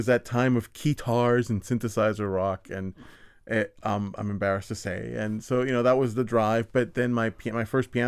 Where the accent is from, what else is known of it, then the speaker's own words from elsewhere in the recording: San Juan, Puerto Rico; I'm not from Santurce. Santurce is the hospital where I was born